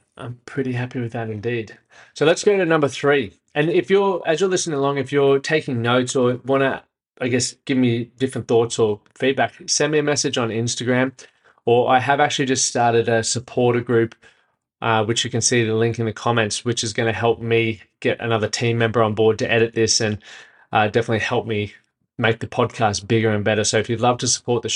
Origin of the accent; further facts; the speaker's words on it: Brisbane, Queensland, Australia; moved away as an adult; now in Nashville, United States; I'm from Brisbane, just moved to Nashville